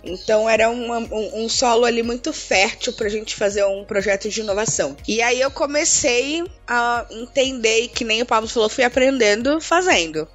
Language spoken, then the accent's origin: Portuguese; Santos, São Paulo, Brazil; moved away as an adult; also born or lived in Chapada Diamantina, Bahia; now in São Paulo, Brazil; Eu nasci na né, Chapada Diamantina, na Bahia, num lugarzinho muito, muito, muito, muito pequenininho, mas eu, eu vim pro estado de São Paulo muito cedo por conta da separação dos meus pais. Morei a vida toda em Santos